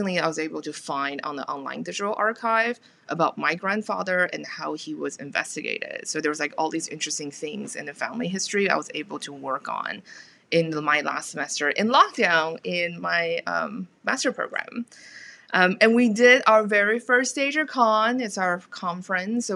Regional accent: Taiwan; moved away; also born or lived in United States / United Kingdom; I'm from Taiwan originally

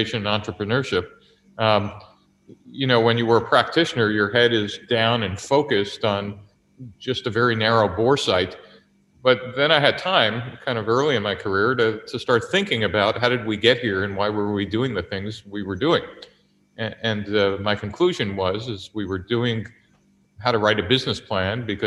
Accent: New York City, New York, United States; moved away as an adult; also born or lived in Silicon Valley; I grew up in New York City, a child of immigrants

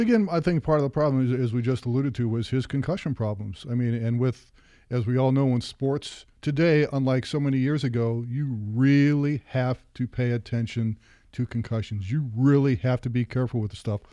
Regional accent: Ohio, United States; moved away; I'm from Ohio

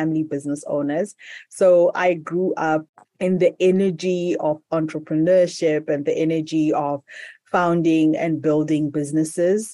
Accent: Zimbabwe; So I'm currently in Zimbabwe, which is my home country, and in the capital, Harare

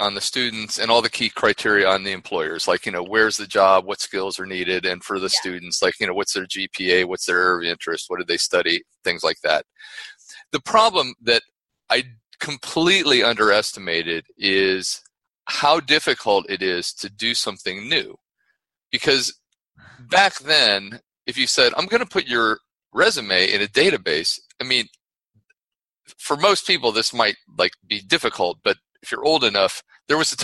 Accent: Ohio, United States; I grew up in Ohio

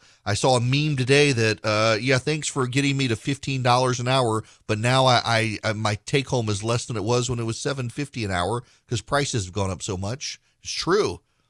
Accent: Dallas, Texas, United States; born or raised there

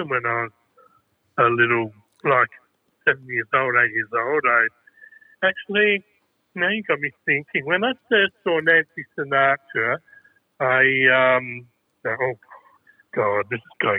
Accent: Adelaide, South Australia, Australia; moved away as an adult; also born or lived in Sydney; now in Melbourne, Australia; I grew up in Adelaide and then I went to Sydney and then I came to Melbourne

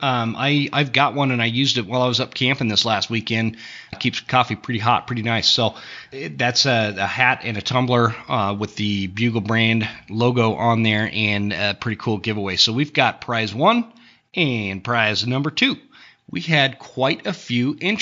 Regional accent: Coeur d'Alene, Idaho, United States; Coeur d'Alene, Idaho, my hometown.

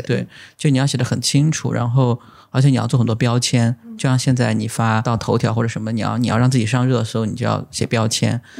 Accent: Lishui, Zhejiang, China; moved away as an adult; also born or lived in Jinyun County; now in New Haven, United States; 我老家或者是我家乡是在浙江的丽水

